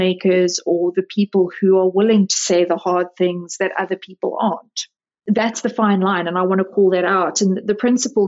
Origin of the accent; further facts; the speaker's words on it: South Africa; now in United States; I was born and raised in South Africa.